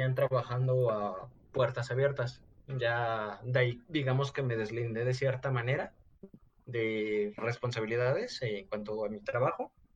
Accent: Mexico

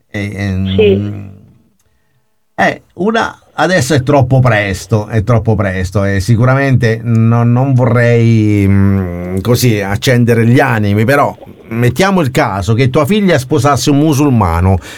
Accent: Abruzzo, Italy; Sono abruzzese, sì.

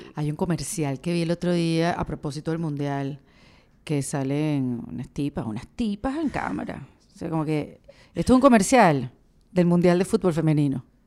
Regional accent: Venezuela; somos venezolanos

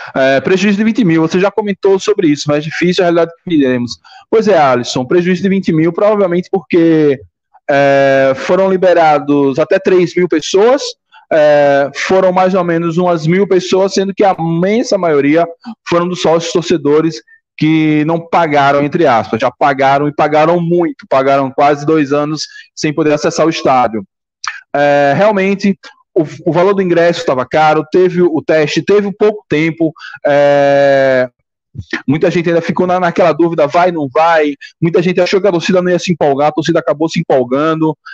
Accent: Marcos Freire, Sergipe, Brazil; also born or lived in Aracaju; Morei muitos anos no Marcos Freire, cresci lá

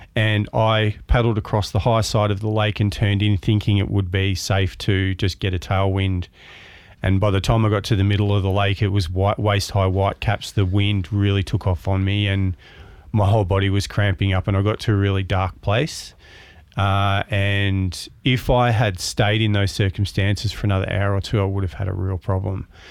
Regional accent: Melbourne, Victoria, Australia; moved away as an adult; I was born in Williamstown in, um, Melbourne, maritime town. Uh, grew up around the ocean. I was a lifesaver and lifeguard down there and went to primary school in Williamstown

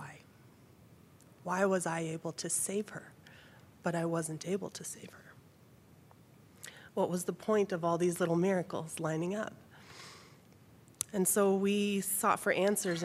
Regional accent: Texas, United States; now in Utah, United States; I didn't grow up here. I grew up in Texas.

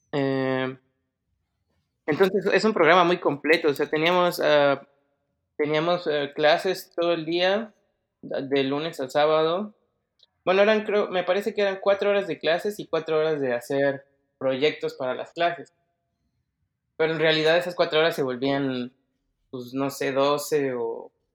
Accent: Mexico City, Mexico; moved away as an adult; now in Germany; yo nací en el DF, y mm, siempre estuve ahí, o sea, estuve ahí todo este tiempo hasta que ya me mudé

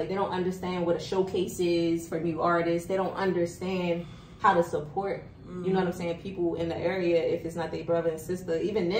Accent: Baltimore, Maryland, United States; I'm from Baltimore, you're from D.C.

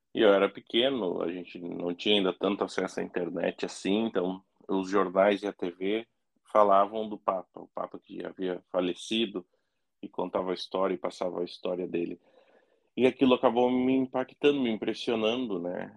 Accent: Cachoeirinha, Rio Grande do Sul, Brazil; also born or lived in Esteio; eu cresci e passei a infância e adolescência em Cachoeirinha

